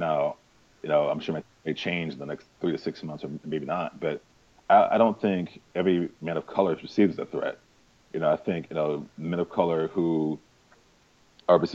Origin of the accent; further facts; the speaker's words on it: St. Louis, Missouri, United States; now in New York City, United States; I'm actually from St. Louis, Missouri